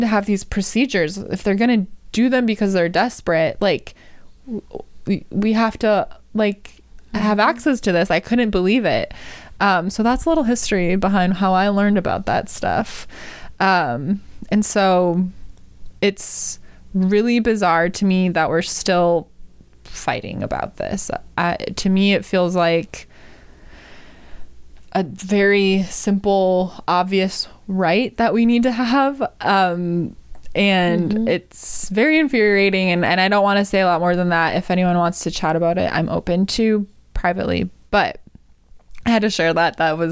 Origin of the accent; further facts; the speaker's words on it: Wisconsin, United States; now in California, United States; my home state of Wisconsin